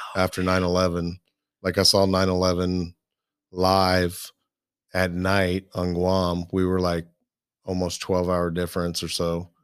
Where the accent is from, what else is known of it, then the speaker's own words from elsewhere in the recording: Midwest, United States; I grew up in the Midwest